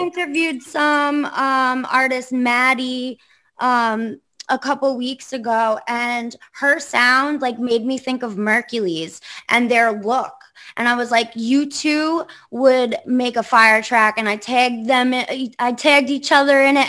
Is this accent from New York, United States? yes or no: yes; Long Island, New York, United States; I'm from Long Island, but like I don't belong on Long Island